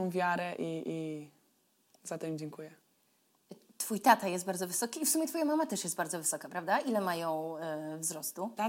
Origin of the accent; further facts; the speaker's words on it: Wieluń, Łódź Voivodeship, Poland; born there; Ja urodziłam się w Wieluniu